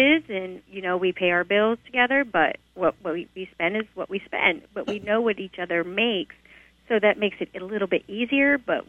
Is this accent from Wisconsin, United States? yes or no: no; California, United States; now in Milford, United States; I'm originally from California. I'm not from Delaware.